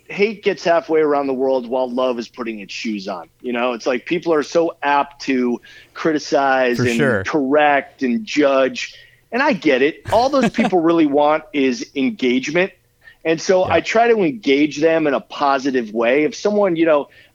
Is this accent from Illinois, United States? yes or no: yes; Chicago, Illinois, United States; I grew up in Chicago